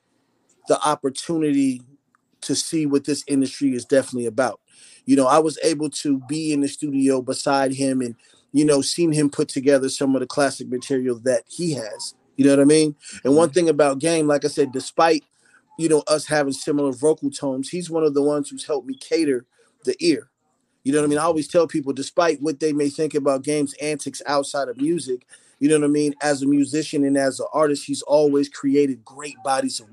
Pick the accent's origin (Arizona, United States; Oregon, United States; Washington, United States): Arizona, United States; Phoenix; also born or lived in Philadelphia, Pennsylvania; So I was born in Philly, and then I was raised in Phoenix, Arizona.